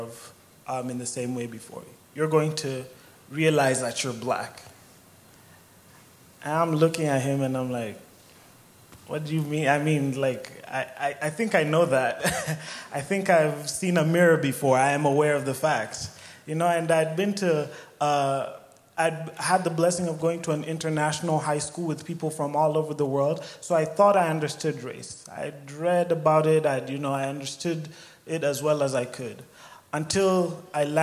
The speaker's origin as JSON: {"language": "English", "country": "Kenya", "tie": "born or raised there", "moved": "as an adult", "lives_now": "Sioux Falls, United States", "said": "I was born and raised in Kenya"}